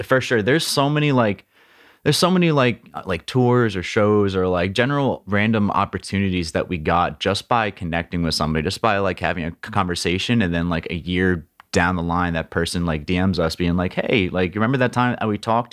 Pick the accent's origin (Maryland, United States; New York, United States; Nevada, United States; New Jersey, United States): New Jersey, United States; Princeton; I grew up in Princeton, which is ce-, Central Jersey